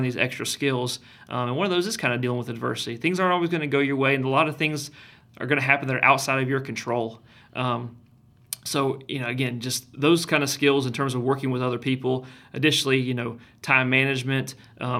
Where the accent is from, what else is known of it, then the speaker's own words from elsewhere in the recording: Kennesaw, Georgia, United States; I grew up in Kennesaw.